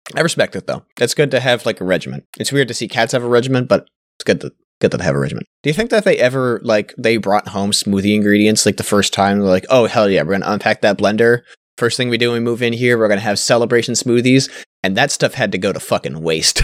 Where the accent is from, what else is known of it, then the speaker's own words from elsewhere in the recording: Canada; I'm Canadian